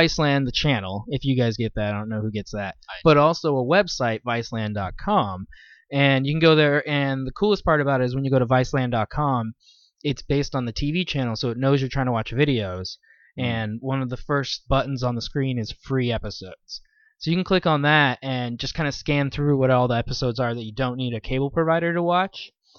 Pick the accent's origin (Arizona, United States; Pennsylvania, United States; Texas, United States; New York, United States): Pennsylvania, United States; Philadelphia; Yeah, I'm from Philly.